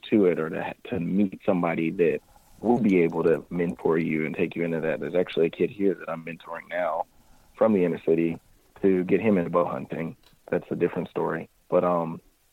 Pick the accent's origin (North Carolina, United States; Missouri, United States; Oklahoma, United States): Missouri, United States; also born or lived in Kentucky; grew up in Missouri